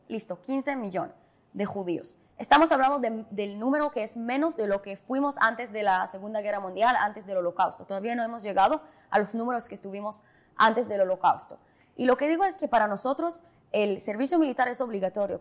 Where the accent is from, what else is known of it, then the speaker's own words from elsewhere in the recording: Jerusalem, Jerusalem District, Israel; Spanish is a second language; moved away as an adult; now in Dominican Republic; yo nací y crecí en Jerusalén